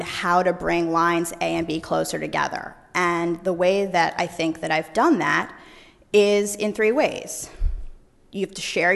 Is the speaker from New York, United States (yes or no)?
yes; New York, United States; born and raised in New York. That's where I practice today